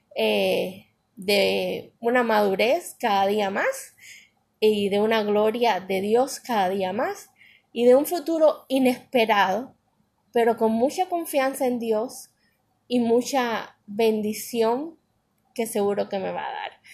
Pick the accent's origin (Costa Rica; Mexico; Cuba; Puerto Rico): Cuba; moved away; mi pueblo de Cuba